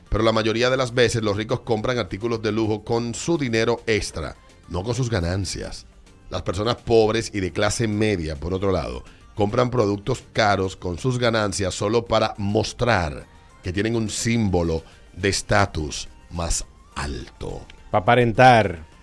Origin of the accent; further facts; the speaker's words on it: Licey, Santiago, Dominican Republic; Yo soy de Licey, me voy para que hay diablo.